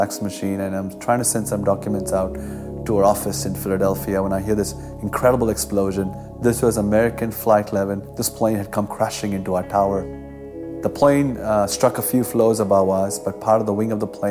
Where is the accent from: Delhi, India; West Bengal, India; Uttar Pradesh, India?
West Bengal, India; Kolkata; I grew up in Calcutta, India, a city of 21 million people